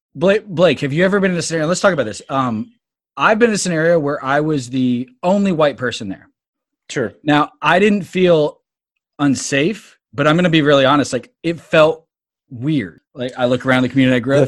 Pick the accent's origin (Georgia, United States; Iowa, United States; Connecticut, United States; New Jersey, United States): Georgia, United States; Atlanta; also born or lived in North Texas; I grew up in Atlanta uh, in the 80s